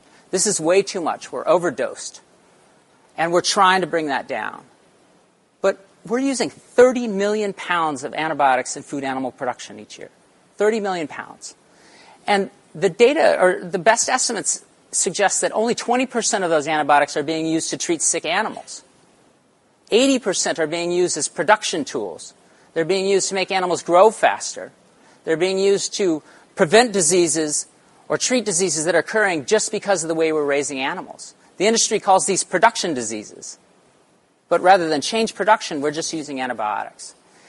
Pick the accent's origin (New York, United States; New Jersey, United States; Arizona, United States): Arizona, United States; born there; also born or lived in Central Texas; So I was born in Arizona, but I spent most of my summers in Central Texas on our family's ranch.